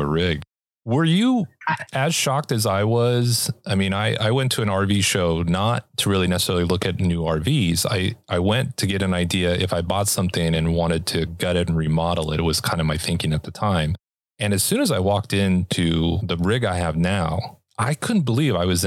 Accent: Los Angeles, California, United States; moved away; I'm originally from Los Angeles.

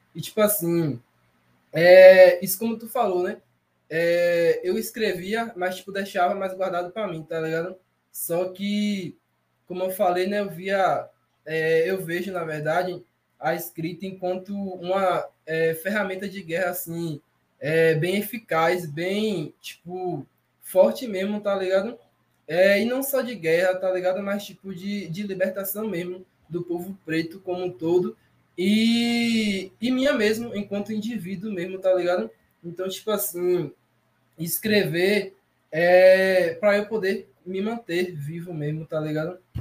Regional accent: Itarana, Brazil; also born or lived in Feira de Santana; aqui em Itarana, por exemplo, na minha cidade natal onde eu tô aqui

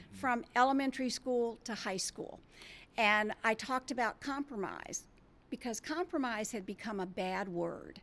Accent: D.C., District of Columbia, United States; moved away; I grew up outside Washington, D.C.

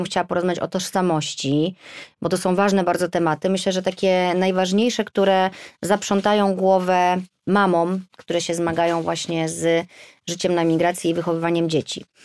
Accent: Poland; now in London, United Kingdom; I ja z Polski, mąż z Irlandii, mieszkamy w Londynie.

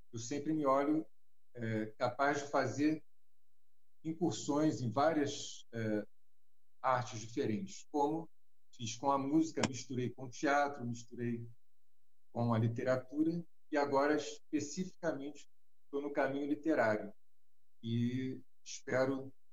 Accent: Rio de Janeiro, Brazil; do Rio de Janeiro do bairro de Botafogo, né? sou carioca, e meu trabalho é, praticamente sempre se deu no Rio de Janeiro

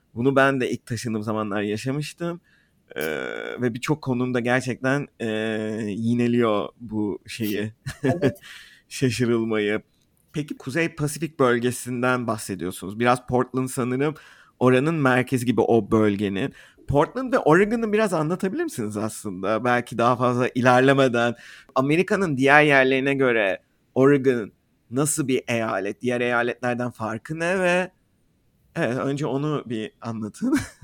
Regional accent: Turkey; moved away

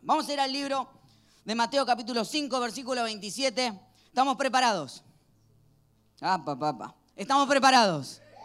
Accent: Argentina; Cuando era chiquito en Argentina

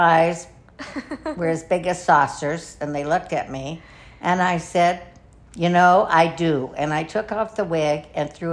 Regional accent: San Pedro, California, United States; my parents moved back to our little town of San Pedro when I was in the 10th grade

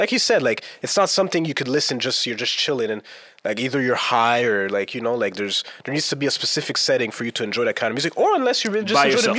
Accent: Montreal, Quebec, Canada; And as Montrealers, do you think we're more influenced by the East Coast? Like, meaning New York? Because I wasn't really influenced by that growing up. I was South through and through.

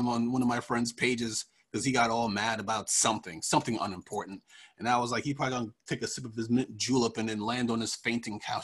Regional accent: Freeport, New York, United States; moved away; I've lived in New York. And when I did live in New York, mostly we had our own police force

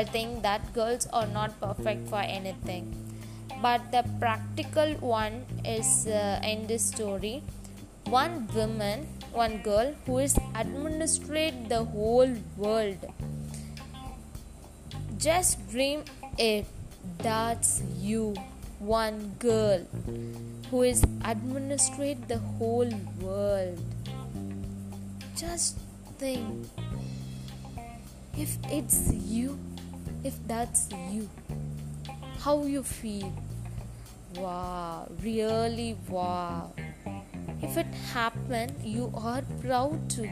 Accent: India; I'm from India

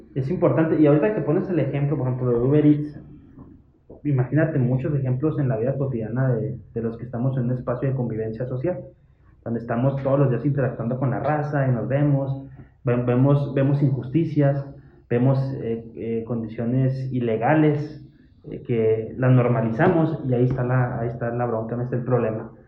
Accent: Hidalgo del Parral, Chihuahua, Mexico; yo soy de Parral

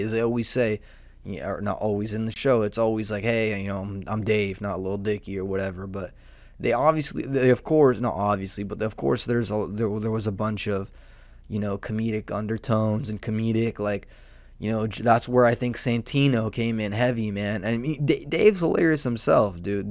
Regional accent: Southern California, United States; I'm a degenerate from Southern California, um, with a mullet

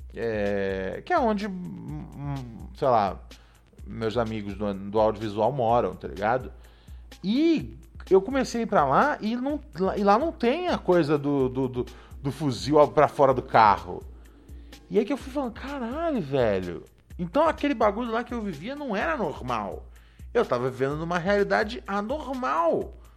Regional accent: Rio de Janeiro, Brazil; eu cresci ali no Complexo do Alemão, na favelinha ali do Morro do Adeus

